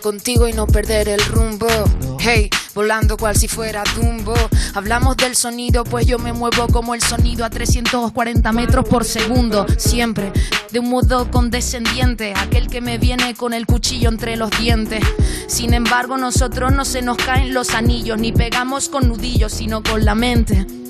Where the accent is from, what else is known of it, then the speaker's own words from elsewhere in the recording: Canary Islands, Spain; lo siguiente viene de mi tierra